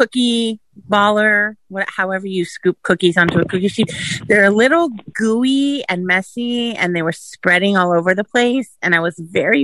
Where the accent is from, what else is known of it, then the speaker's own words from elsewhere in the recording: San Francisco, California, United States; now in Kissimmee, United States; I'm from San Francisco, but I live in Kissimmee